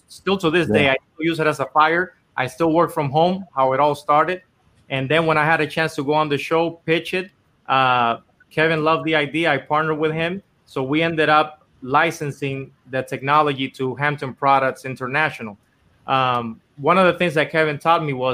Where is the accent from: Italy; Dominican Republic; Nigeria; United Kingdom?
Dominican Republic; moved away as an adult; now in Los Angeles, United States; I was born and raised in Dominican Republic my whole life, and I actually came here to L.A. to try to do music